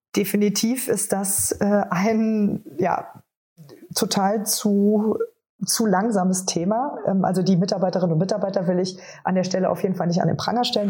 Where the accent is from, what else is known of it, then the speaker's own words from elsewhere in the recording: Trier, Rhineland-Palatinate, Germany; moved away; in meiner Heimat Katharina Barley, die äh, damalige Bundestagsabgeordnete und Justizministerin